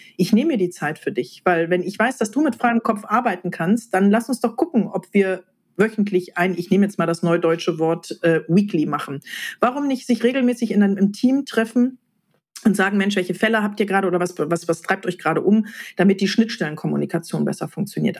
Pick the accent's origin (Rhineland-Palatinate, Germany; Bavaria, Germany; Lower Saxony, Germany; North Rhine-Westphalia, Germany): North Rhine-Westphalia, Germany; Ruhr area; wir im Ruhrgebiet